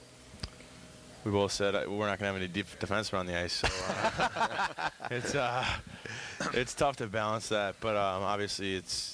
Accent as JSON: {"language": "English", "region": "Minnesota", "country": "United States", "moved": "as an adult", "lives_now": "Toronto, Canada", "said": "I'm from Minnesota, so it's another big hockey state"}